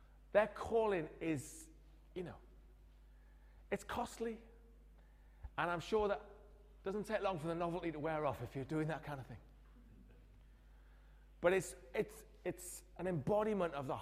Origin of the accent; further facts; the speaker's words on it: Newcastle upon Tyne, North East England, United Kingdom; I grew up in Newcastle